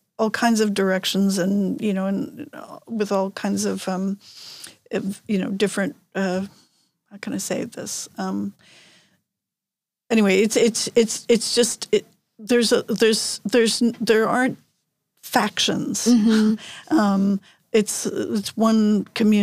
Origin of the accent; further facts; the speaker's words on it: New York, United States; moved away as an adult; now in Seyðisfjörður, Iceland; I was born in New York and I have lived most of my life in New York, and worked in New York